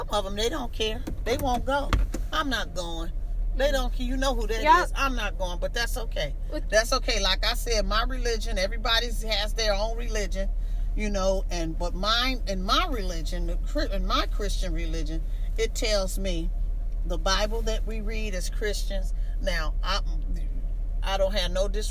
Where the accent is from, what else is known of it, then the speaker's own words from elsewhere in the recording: United States; we are American citizens